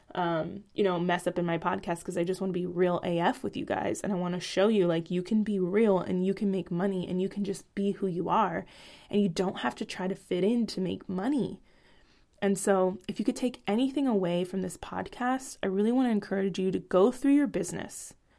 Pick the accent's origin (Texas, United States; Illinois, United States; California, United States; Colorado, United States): California, United States; Bay Area; moved away as an adult; now in Portland, Oregon, United States; Rap is a part of my culture from where I grew up in the Bay Area.